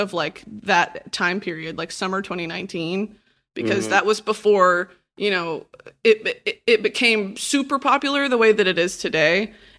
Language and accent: English; Texas, United States; now in Los Angeles, United States; Hell no. I moved from Texas.